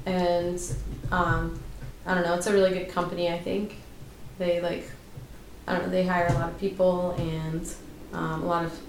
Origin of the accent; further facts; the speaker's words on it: Florida, United States; So I'm from